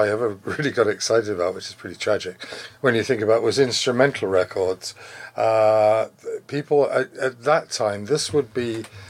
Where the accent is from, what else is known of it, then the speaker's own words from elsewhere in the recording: England, United Kingdom; moved away as an adult; also born or lived in Canada; At the age of 5, we went back to England. My father was in the army. And then grew up in England till I was 21.